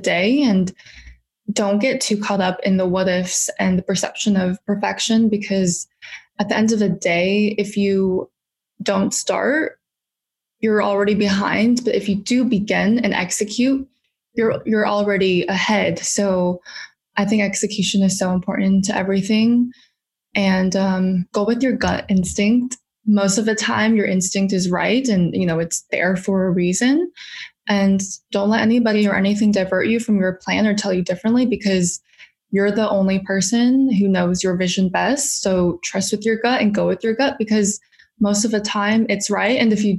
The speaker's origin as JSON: {"language": "English", "town": "Huntington Beach", "region": "California", "country": "United States", "tie": "born or raised there", "moved": "as an adult", "lives_now": "New York, United States", "said": "I actually was born and raised in California."}